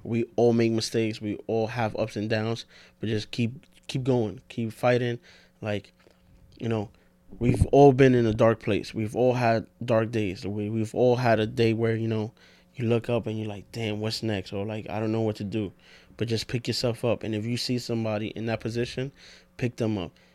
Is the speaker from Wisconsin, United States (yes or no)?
no; New York, United States; We're from New York